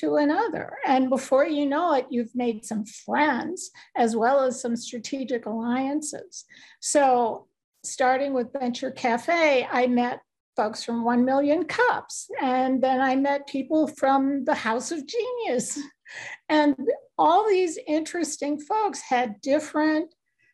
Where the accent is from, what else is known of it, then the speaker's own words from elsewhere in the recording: New York, United States; I'm originally from New York